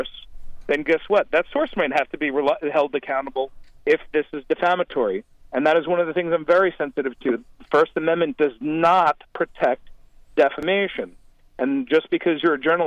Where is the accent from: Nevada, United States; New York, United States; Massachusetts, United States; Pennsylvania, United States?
New York, United States; moved away; as a New Yorker